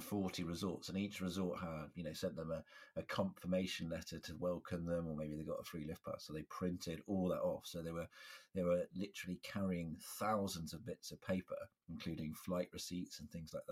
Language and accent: English; United Kingdom; I'm British